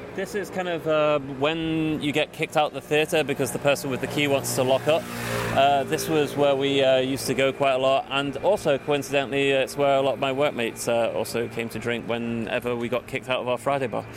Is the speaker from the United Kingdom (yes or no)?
yes; England, United Kingdom; moved away as an adult; now in Copenhagen, Denmark